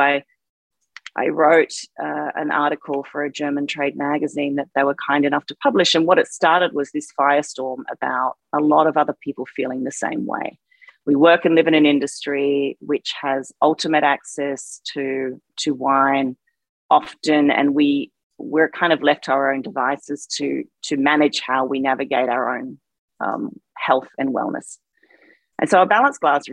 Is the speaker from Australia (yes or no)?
yes; Australia; moved away; growing up in Australia, a culture that has a pretty hefty and healthy drinking culture